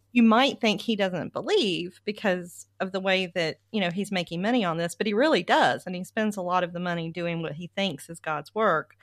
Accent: the South, United States; I come from the South

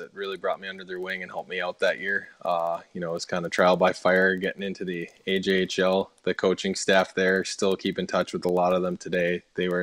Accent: Edmonton, Alberta, Canada; I grew up around the Oilers dressing room

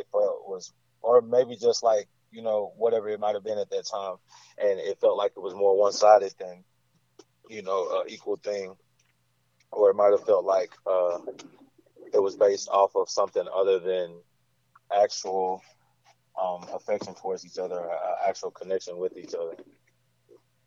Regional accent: Mississippi, United States; also born or lived in Germany; That's where I've spent the majority of my life. I wasn't born here, but I spent the majority of my life

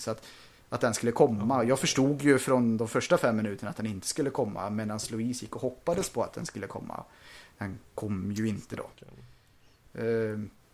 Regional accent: Sweden; vi är svenskar

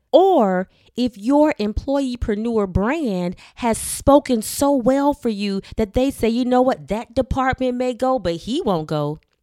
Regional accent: Miami, Florida, United States; I was born and raised in Miami, Florida

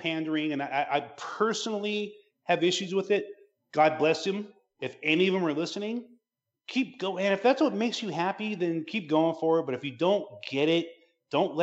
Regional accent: San Pedro, California, United States; I'm from Pedro

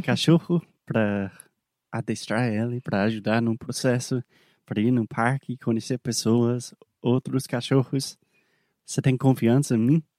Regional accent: South Carolina, United States; Portuguese is a second language; moved away; also born or lived in Alabama; eu sou nascido, criado na Carolina do Sul

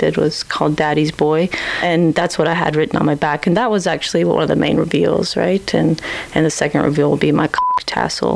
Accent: Lexington, Kentucky, United States; moved away as an adult; also born or lived in Appalachian Mountains, Kentucky; now in Edmonton, Canada; I'm originally from Kentucky. So some in Lexington, the Bluegrass, and some of the eastern part of the foothills, Appalachian Mountains

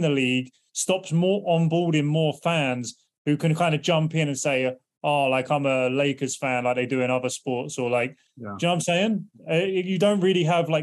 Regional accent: England, United Kingdom; moved away as an adult; now in United States; I'm obviously English, but I've lived in the States for

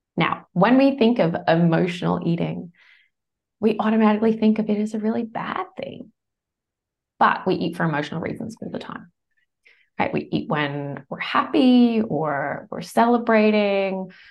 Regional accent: United States; moved away as an adult; now in Bondi Beach, Australia; I'm American originally. Australia's now home, has been for over twenty years.

